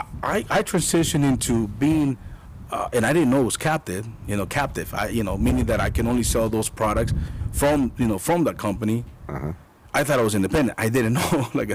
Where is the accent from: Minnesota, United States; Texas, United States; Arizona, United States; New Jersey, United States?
Arizona, United States; Tucson; I grew up here in Tucson, Arizona.